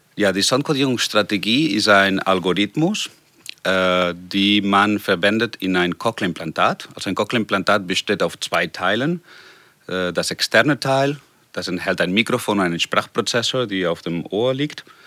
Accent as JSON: {"language": "German", "town": "Barcelona", "region": "Catalonia", "country": "Spain", "tie": "born or raised there", "also_born_or_lived": "Hannover", "second_language": "German", "moved": "as an adult", "said": "nach Barcelona, nach meiner Heimat"}